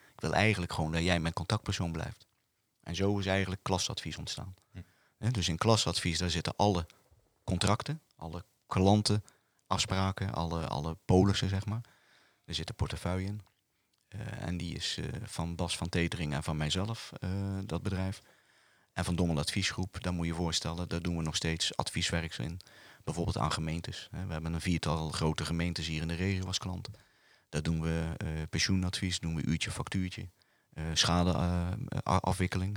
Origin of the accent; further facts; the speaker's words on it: Bergen op Zoom, North Brabant, Netherlands; moved away as an adult; now in Roosendaal, Netherlands; ik kom uit Bergen op Zoom. En ik ben 28 jaar geleden in Roosendaal gaan wonen.